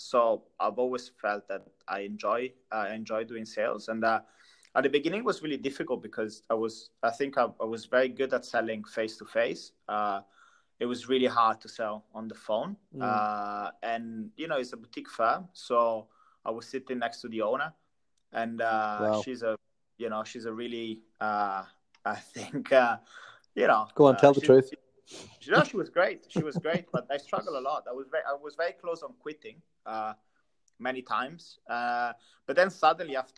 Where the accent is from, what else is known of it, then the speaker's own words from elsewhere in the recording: Italy; English is a second language; moved away as an adult; also born or lived in London; I'm Italian, first of all. So grew up in Italy, I lived there since I was 23, 24